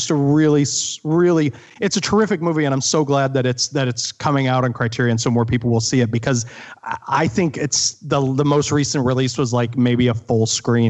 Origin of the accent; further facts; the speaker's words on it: Midwest, United States; And I'm from the Midwest. I knew towns kind of like that.